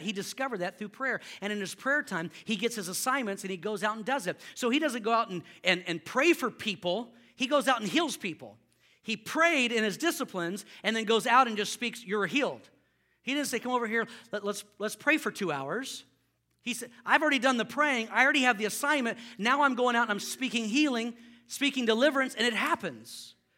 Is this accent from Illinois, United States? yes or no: no; Houston, Texas, United States; I grew up in Houston